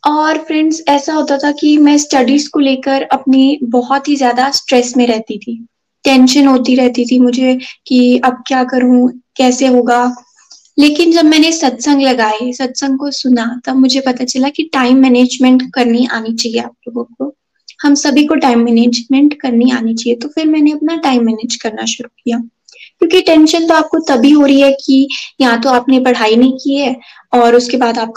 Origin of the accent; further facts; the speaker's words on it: Chamba, Himachal Pradesh, India; और मैं चंबा से हूँ